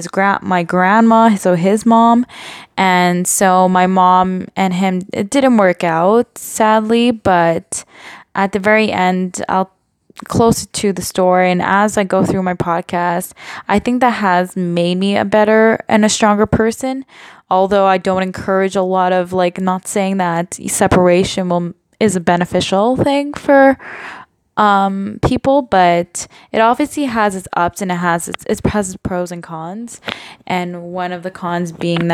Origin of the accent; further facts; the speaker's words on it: Montreal, Quebec, Canada; I'm from born and raised in Montreal, Canada, and grew up